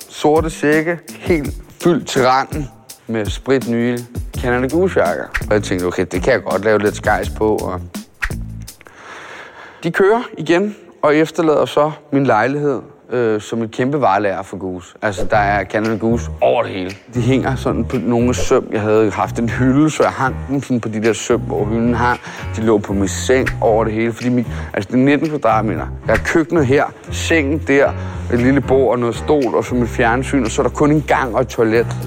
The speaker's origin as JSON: {"language": "Danish", "town": "Amager", "region": "Capital Region of Denmark", "country": "Denmark", "said": "Jeg er, jeg er fra Amager. Jeg er Danmarks dårligste kriminelle."}